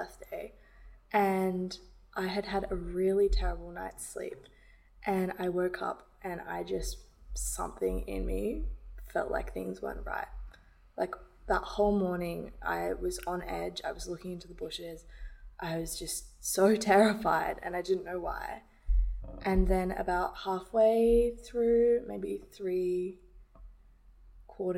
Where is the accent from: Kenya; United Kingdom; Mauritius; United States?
United Kingdom; London; I grew up in London